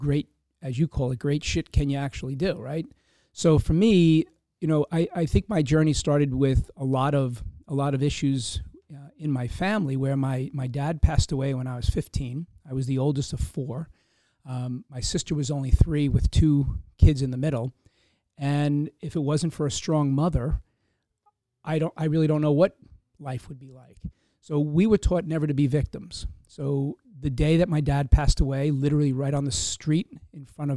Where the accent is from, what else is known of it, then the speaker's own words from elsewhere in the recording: Hempstead, New York, United States; I grew up in Hempstead, Long Island